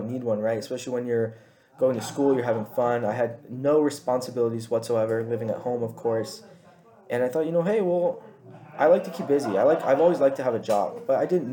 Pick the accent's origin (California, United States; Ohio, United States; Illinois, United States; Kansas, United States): California, United States; Chula Vista; also born or lived in Rancho Bernardo, California / Paradise Hills, California; I grew up in Rolling Hills Ranch, which is in Chula Vista, California. I lived there about till 2010, 2011, when I moved up to Rancho Bernardo, where I went to middle school and high school.